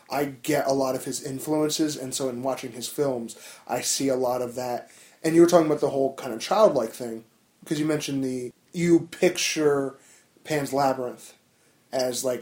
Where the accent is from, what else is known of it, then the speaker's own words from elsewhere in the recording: New Jersey, United States; from Jersey.